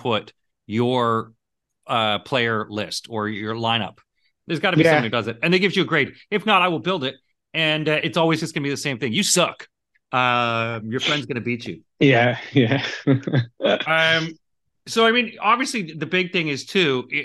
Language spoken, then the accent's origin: English; Canada; we're both from Canada